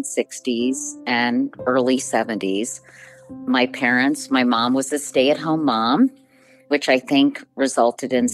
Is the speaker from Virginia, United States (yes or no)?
yes; Arlington, Virginia, United States; I grew up in Arlington, Virginia, in a suburb just outside Washington, D.C.